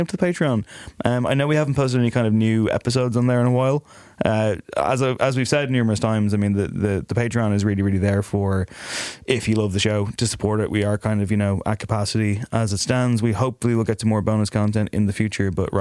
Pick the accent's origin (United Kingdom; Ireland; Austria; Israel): Ireland; as an Irishman